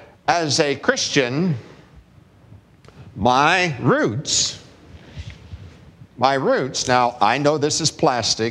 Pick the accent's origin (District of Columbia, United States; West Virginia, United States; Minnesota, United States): West Virginia, United States; I'm from West Virginia